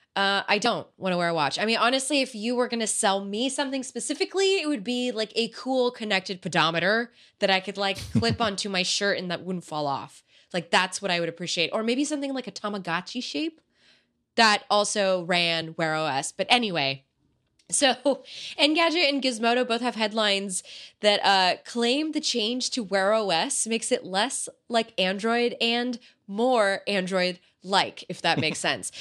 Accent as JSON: {"language": "English", "country": "United States", "said": "I'm American"}